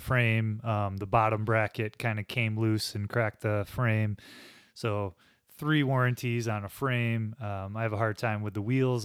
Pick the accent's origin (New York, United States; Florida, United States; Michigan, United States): Michigan, United States; Holland; I'm from Holland, and so I go to Riley Trails a lot in Holland